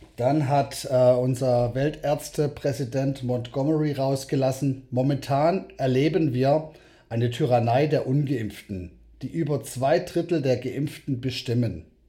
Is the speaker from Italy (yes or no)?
no; South Africa; now in Germany; ich bin selber in Südafrika geboren